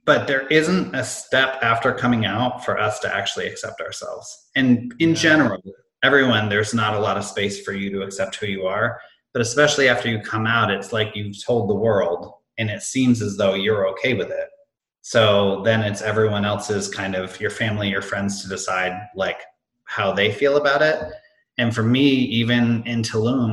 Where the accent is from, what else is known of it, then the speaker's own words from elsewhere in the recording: Amherst, Massachusetts, United States; moved away as an adult; also born or lived in Hanover, New Hampshire / Boston; now in Chicago, United States; I grew up in Western Mass in this town called Amherst